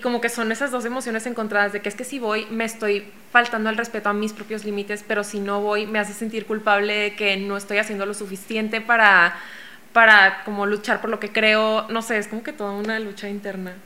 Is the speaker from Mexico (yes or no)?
yes; Mexico; yo soy una ilustradora mexicana de 26 años